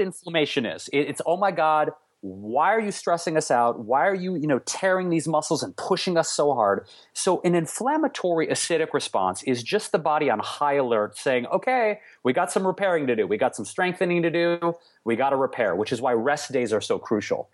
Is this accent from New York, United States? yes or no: no; Detroit, Michigan, United States; now in Los Angeles, United States; where I grew up in Detroit